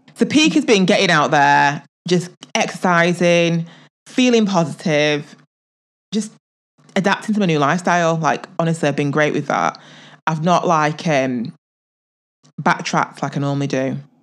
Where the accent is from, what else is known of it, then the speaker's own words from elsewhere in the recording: England, United Kingdom; I'm, I'm from England